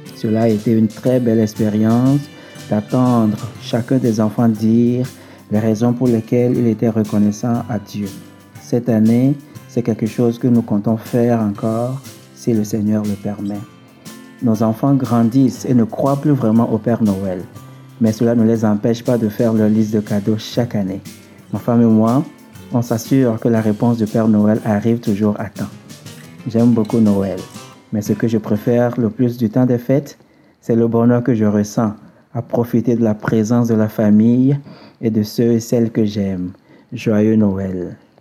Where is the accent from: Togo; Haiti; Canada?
Togo; moved away; Je suis originaire du Togo, un pays situé en Afrique de l'Ouest